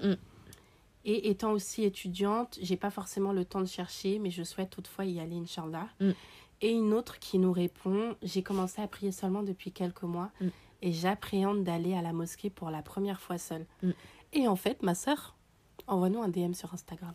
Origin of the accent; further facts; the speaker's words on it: Paris, Île-de-France, France; on est parisienne